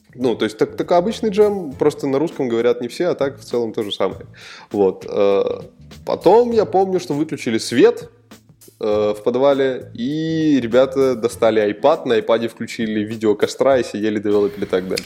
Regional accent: Moscow, Russia; я из Москвы

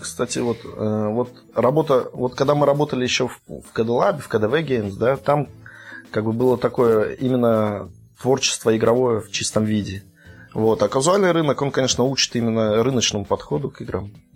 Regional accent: Vladimir Oblast, Russia; moved away as an adult; now in Kaliningrad, Russia; я из Подмосковья, из Владимирской области, но с две тысячи четвёртого года я уже живу в Калининграде

